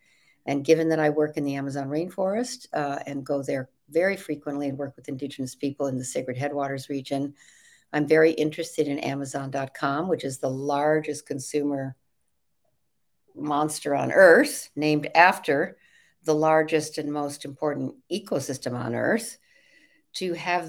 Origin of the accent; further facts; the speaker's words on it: Evanston, Illinois, United States; born there; I was born in Chicago, outside of Chicago, in Evanston, Illinois. And my father was a big band leader in the big band days